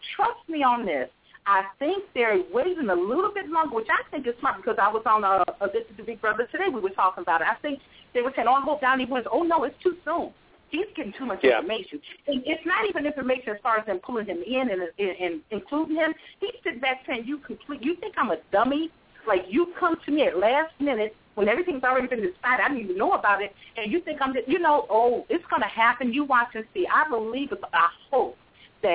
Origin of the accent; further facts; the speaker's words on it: Chicago, Illinois, United States; moved away as an adult; now in North Carolina, United States; I'm born and bred in Chicago. But I did move to North Carolina 5 years ago for love